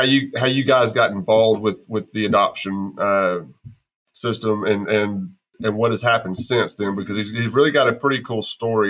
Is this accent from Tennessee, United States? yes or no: no; Texas, United States; moved away; also born or lived in Arkansas; I'm being from Texas